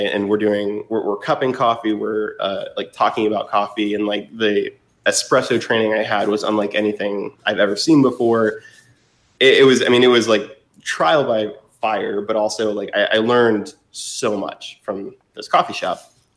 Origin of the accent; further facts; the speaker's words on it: Fort Wayne, Indiana, United States; also born or lived in Boston / Bloomington, Indiana; now in Indianapolis, United States; I'm from Indiana originally, from Fort Wayne